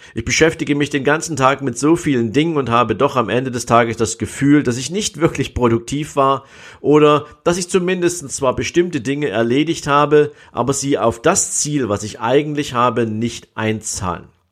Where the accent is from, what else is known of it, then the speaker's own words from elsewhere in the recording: East Germany, Germany; ich bin ja in der DDR groß geworden